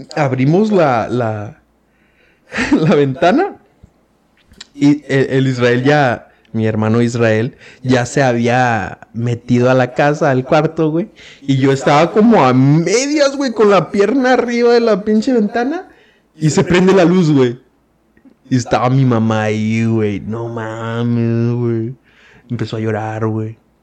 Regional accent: Mexico; como buen hijo mexicano

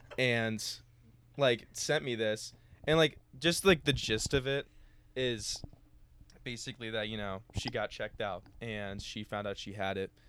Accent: Cincinnati, Ohio, United States; moved away as an adult; now in Oxford, United States; I'm from Cincinnati

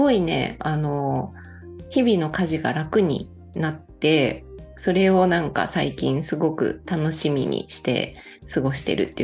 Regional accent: Fukui, Japan; born there; 母方の実家が福井県で、

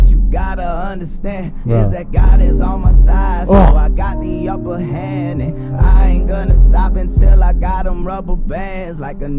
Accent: Canada; I am Canadian.

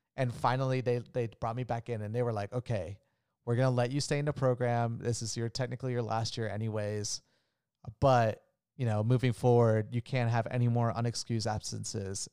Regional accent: Orlando, Florida, United States; also born or lived in Colombia; I was born in Orlando, Florida

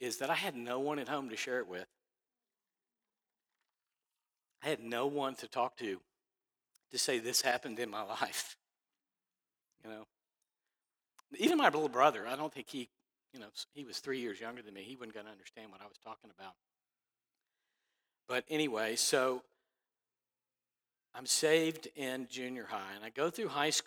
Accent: Dallas, Texas, United States; I grew up in Dallas.

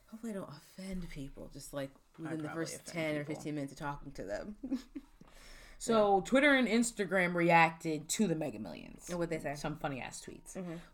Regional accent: the South, United States; I'm from the South, technically. My parents live down there.

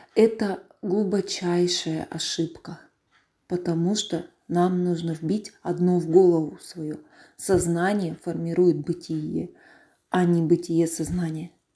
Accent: Bely Yar, Russia; откуда я родом, с Белого Яра. То есть это вот рядом с Амаканом.

